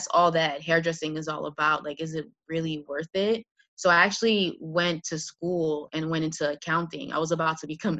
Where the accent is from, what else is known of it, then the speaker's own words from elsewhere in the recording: Montreal, Quebec, Canada; moved away as an adult; now in New York City, United States; I was actually born and raised in Montreal